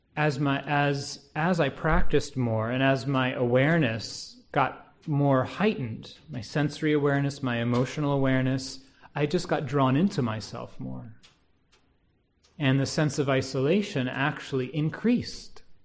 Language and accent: English; United States; being an American